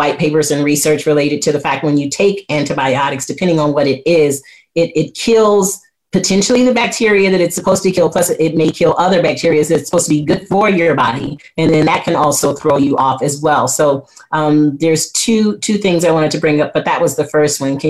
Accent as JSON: {"language": "English", "town": "Flint", "region": "Michigan", "country": "United States", "said": "I'm from Flint, Michigan"}